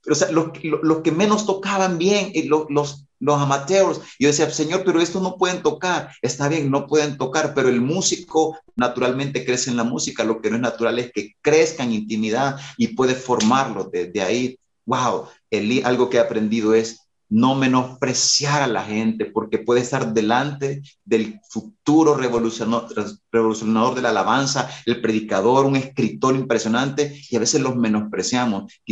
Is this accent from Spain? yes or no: no; Durango, Mexico; Cuando yo vine de Durango, a veces los ex Durango tenemos como mucha musicalidad y queremos llegar a revolucionar la musicalidad en la iglesia.